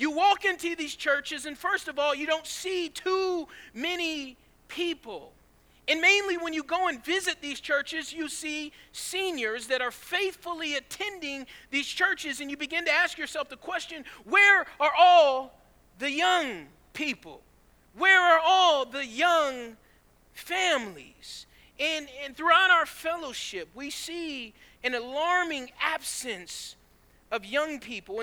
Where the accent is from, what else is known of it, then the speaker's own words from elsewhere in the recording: Georgia, United States; also born or lived in California; I was born in California, but raised in Georgia